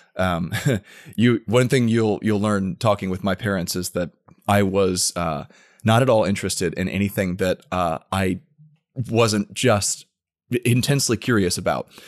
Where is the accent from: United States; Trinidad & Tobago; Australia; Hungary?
United States; Tampa, Florida; also born or lived in Washington, D.C.; I was born and raised in the Tampa area